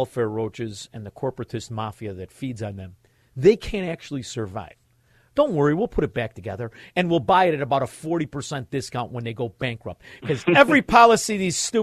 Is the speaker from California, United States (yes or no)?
no; Chicago, Illinois, United States; I'm from Chicago